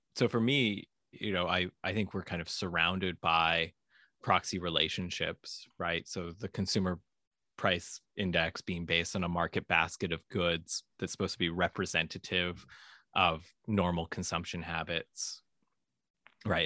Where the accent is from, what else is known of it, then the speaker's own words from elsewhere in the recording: Vancouver, British Columbia, Canada; I grew up in Vancouver, Canada